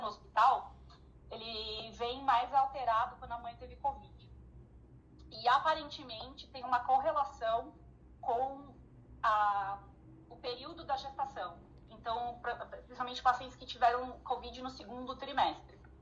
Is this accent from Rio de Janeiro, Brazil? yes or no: no; São Paulo, Brazil; Eu, como sou de São Paulo